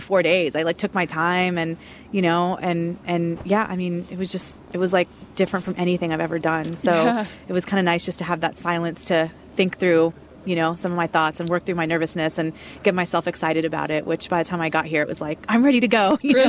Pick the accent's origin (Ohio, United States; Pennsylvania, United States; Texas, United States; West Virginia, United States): Texas, United States; Houston; It's like the number one question everybody asks me when they find out I'm from Houston, Texas.